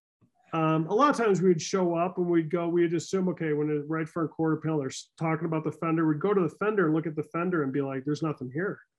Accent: Midwest, United States; I am a Midwesterner, born, right?

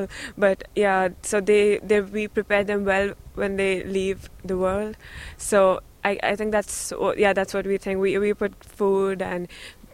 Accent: India; moved away; I come from India, and my religion is Hindu.

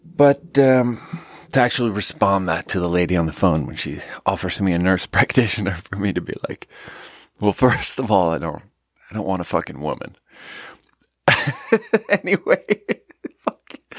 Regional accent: Sweden; moved away; I'm from Sweden

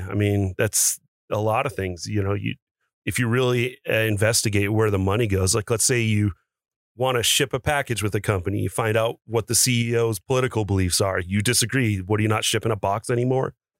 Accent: the Northwest, Pacific Northwest, United States; moved away as an adult; now in Las Vegas, United States; I grew up in the Northwest

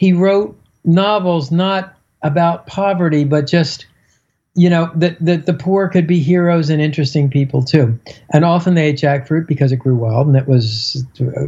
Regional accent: Miami, Florida, United States; I'm from Miami

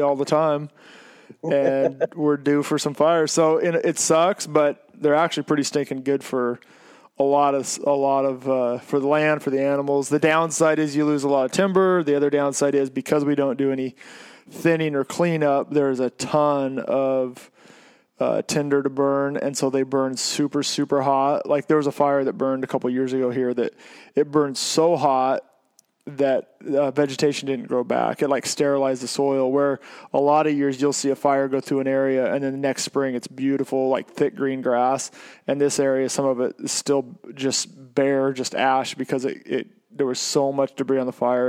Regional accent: Oregon, United States; I said I was from Oregon

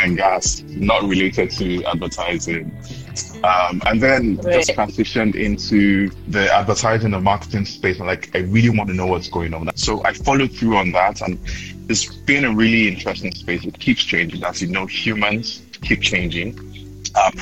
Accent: Nigeria; now in Accra, Ghana; I'm from Nigeria, and I'm joining from Accra, Ghana today

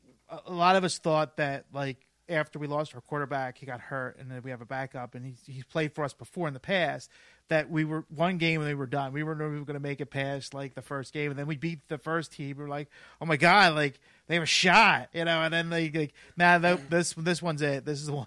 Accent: Philadelphia, Pennsylvania, United States; We're from Philadelphia.

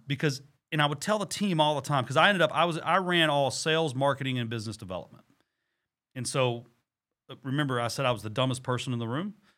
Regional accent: Texas, United States; I'm from Texas

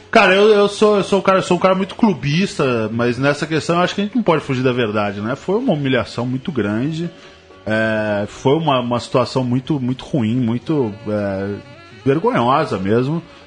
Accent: Argentina; now in São Paulo, Brazil; eu nasci em São Paulo, no Jardim Aeroporto, é, na Zona Sul. Fui morar na Argentina quando criança, com 7, 7 anos

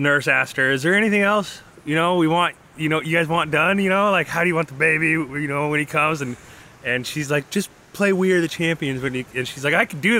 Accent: Boise, Idaho, United States; also born or lived in Alaska / North Dakota / Wyoming / Texas; I'm from Boise, Idaho

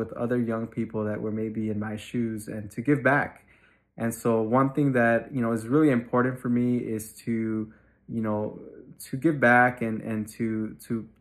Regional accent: Chicago, Illinois, United States; I grew up on Chicago's Southwest Side, specifically in the Little Village community until I was in third grade.

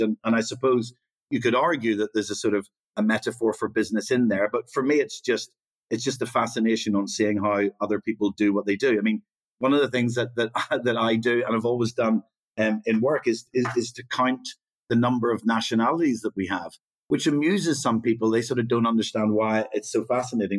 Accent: Northern Ireland, United Kingdom; I sort of grew up during the Troubles

